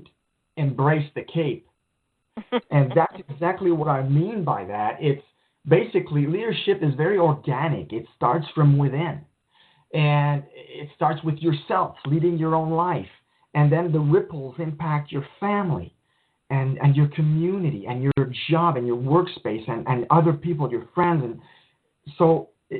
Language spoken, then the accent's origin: English; Montreal, Quebec, Canada; I grew up poor in Montreal